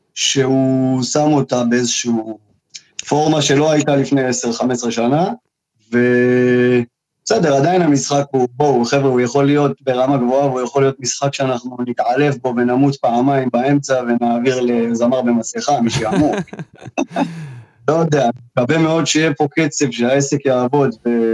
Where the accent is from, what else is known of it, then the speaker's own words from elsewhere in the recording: Southern District, Israel; אני מושבניק מהדרום